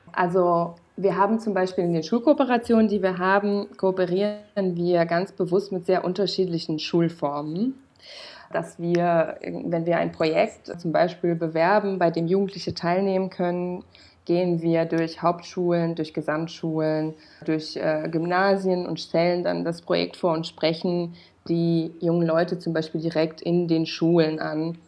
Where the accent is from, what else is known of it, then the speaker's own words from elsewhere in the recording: Romania; moved away as an adult; now in Germany; ich bin in Rumänien geboren und aufgewachsen